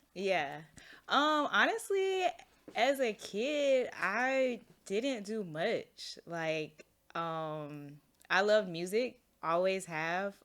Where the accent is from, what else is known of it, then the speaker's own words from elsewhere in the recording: Orlando, Florida, United States; also born or lived in Chicago / Jesup, Georgia; now in Atlanta, United States; I went from Orlando to Jessup